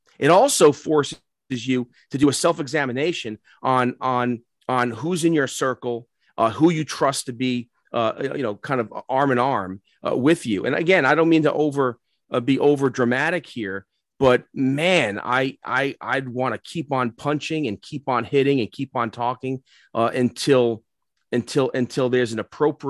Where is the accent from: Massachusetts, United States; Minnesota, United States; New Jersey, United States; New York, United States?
New York, United States; New York City; also born or lived in North Jersey; now in Maryland, United States; I'm an Irish kid from the Bronx.